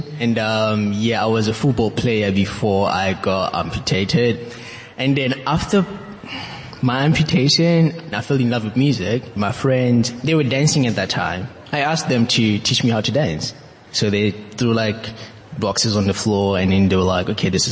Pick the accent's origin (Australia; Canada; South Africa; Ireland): South Africa; moved away as an adult; now in London, United Kingdom; I'm originally from South Africa, but I've recently moved to London